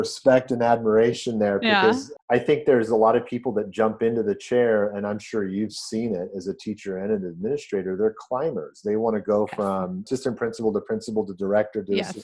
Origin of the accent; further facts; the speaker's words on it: Los Angeles, California, United States; also born or lived in Hong Kong; I moved to California when I was 8 years old